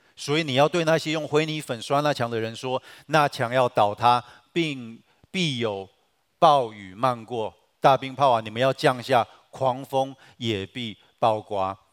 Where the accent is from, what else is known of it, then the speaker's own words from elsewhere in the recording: Taiwan; 我们台湾人